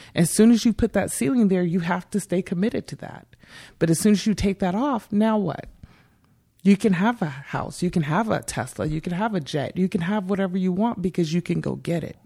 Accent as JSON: {"language": "English", "town": "Bakersfield", "region": "California", "country": "United States", "tie": "born or raised there", "said": "I grew up here in Bakersfield."}